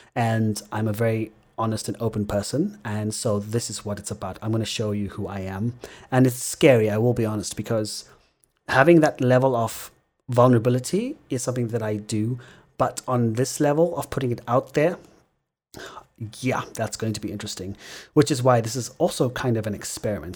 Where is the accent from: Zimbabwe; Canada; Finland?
Zimbabwe; my experience growing up in Zimbabwe